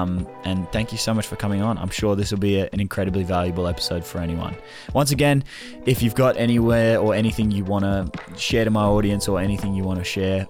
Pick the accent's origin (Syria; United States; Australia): Australia; Melbourne, Victoria; You're from Melbourne. I'm from Melbourne.